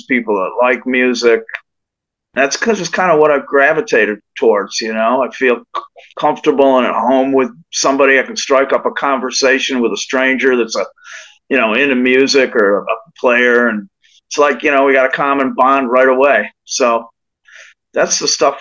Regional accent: New York, United States; my hometown in New York

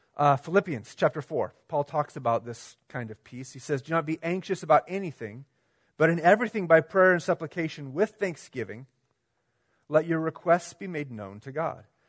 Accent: United States; us as American Christians

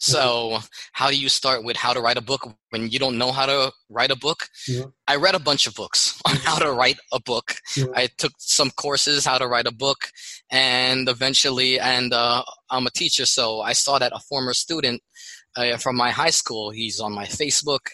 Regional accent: Philippines; now in United States; I'm Filipino living in America

